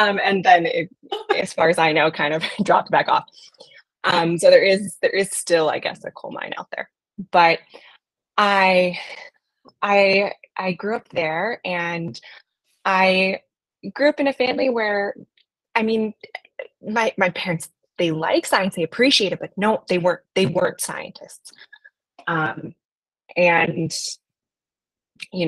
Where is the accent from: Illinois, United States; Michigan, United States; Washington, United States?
Washington, United States; Black Diamond; I grew up in a town called Black Diamond